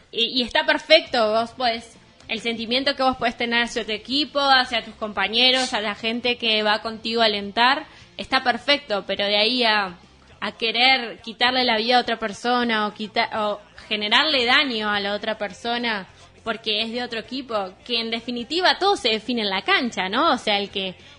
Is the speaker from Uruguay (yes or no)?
yes; Uruguay; hay mucho de eso en Uruguay. Como que, por ejemplo, en mi familia pasa, todos son de Nacional